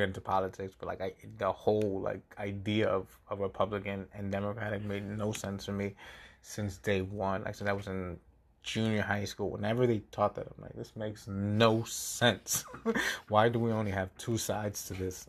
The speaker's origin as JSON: {"language": "English", "town": "New York City", "region": "New York", "country": "United States", "moved": "yes", "said": "I'm from the Bronx"}